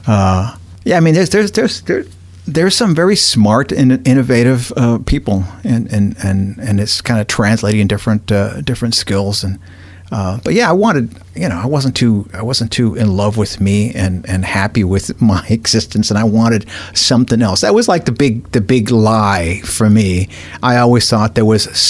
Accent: Los Angeles, California, United States; I grew up in Cypress Park, and at the neighborhood on the hill right above us, Mount Washington

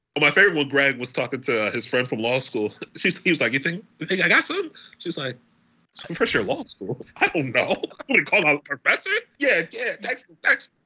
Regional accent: United States; I'm American

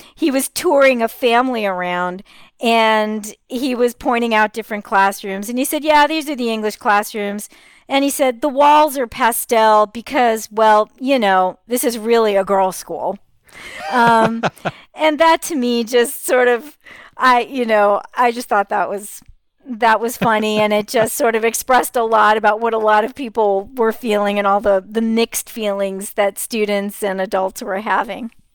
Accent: Los Angeles, California, United States; also born or lived in Burbank, California; I grew up in Hollywood and Westwood

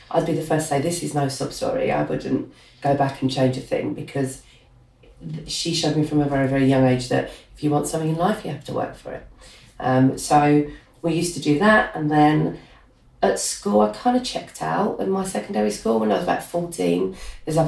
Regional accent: London, United Kingdom; accent: Cockney; growing up in Hackney

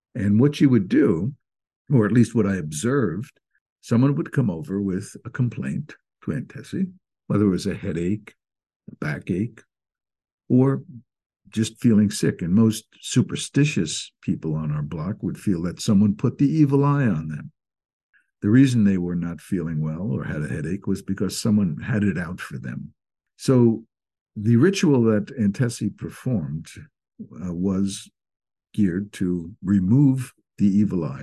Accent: Fort Lee, New Jersey, United States; I grew up in Fort Lee, New Jersey

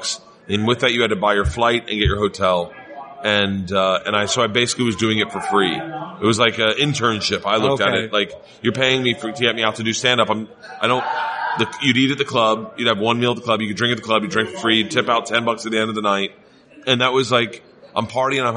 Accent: Florida, United States; moved away as an adult; also born or lived in New York; I'm from Florida

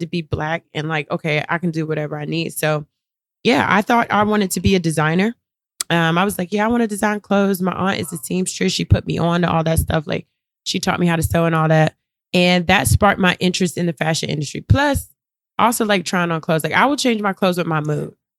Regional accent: Durham, North Carolina, United States; I'm from Durham, North Carolina.

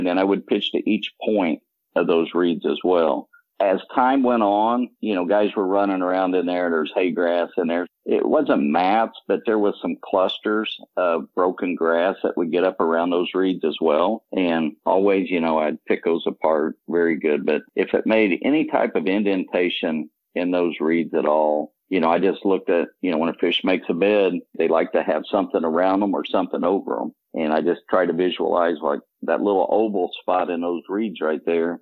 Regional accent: Indiana, United States; I'm from Indiana

